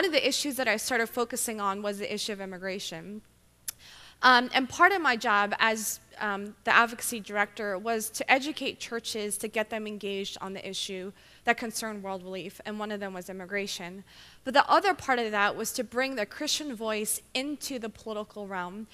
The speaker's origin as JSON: {"language": "English", "town": "Philadelphia", "region": "Pennsylvania", "country": "United States", "tie": "born or raised there", "moved": "as an adult", "lives_now": "Baltimore, United States", "said": "I'm originally from, born and raised in Philadelphia"}